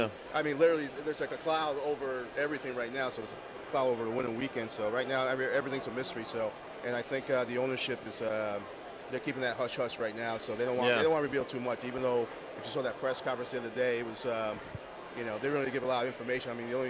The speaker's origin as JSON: {"language": "English", "town": "Springfield", "region": "Massachusetts", "country": "United States", "said": "Well, I mean, I'm originally from Springfield, and my brother lives out here"}